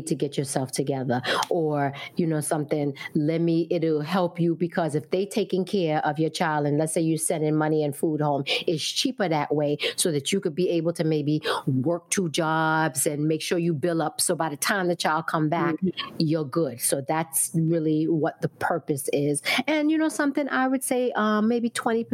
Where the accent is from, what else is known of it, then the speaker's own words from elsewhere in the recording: New York, United States; I was born in Brooklyn, raised in Brooklyn